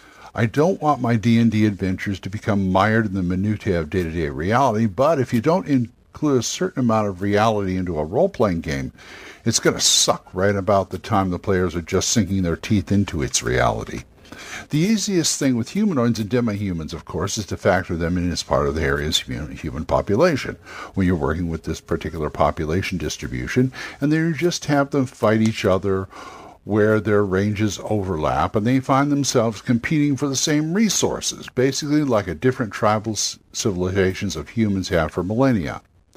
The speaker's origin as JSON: {"language": "English", "town": "Los Angeles", "region": "California", "country": "United States", "moved": "yes", "said": "I'm a Californian boy myself. I'm from L.A., and I get real homesick"}